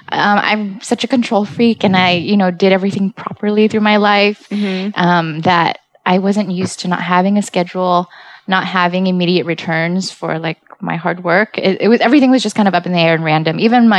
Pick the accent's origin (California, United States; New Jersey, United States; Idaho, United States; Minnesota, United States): California, United States; San Francisco; I came from San Francisco and we don't play there.